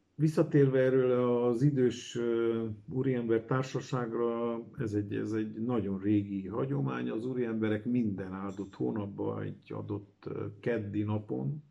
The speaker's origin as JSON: {"language": "Hungarian", "town": "Cluj-Napoca", "region": "Cluj County", "country": "Romania", "tie": "born or raised there", "said": "Kolozsvári születésű vagyok, a Brassaiba érettségiztem"}